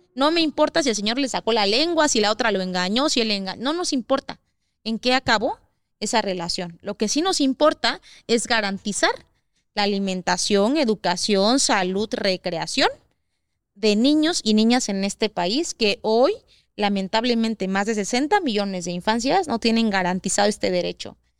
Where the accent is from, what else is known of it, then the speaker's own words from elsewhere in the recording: Oaxaca, Mexico; somos de Oaxaca